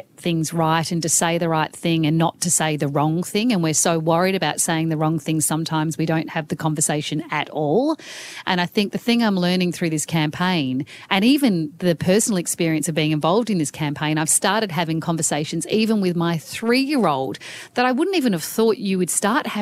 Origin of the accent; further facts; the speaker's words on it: Australia; as an Australian living in a country where we have an absolute crisis on our hands